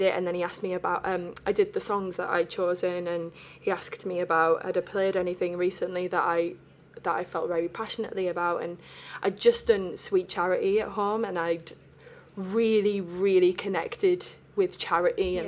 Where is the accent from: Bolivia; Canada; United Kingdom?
United Kingdom; Middlesbrough, North East England; Middlesbrough Youth Theatre, which I grew up on the Middlesbrough little theatre stage at home